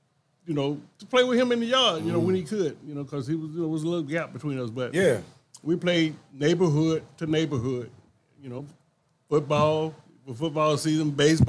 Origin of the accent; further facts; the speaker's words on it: LaGrange, Georgia, United States; from LaGrange, Georgia.